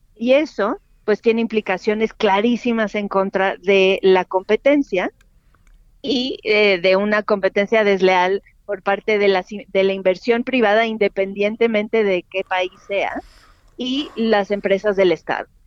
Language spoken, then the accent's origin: Spanish; Mexico; como mexicanos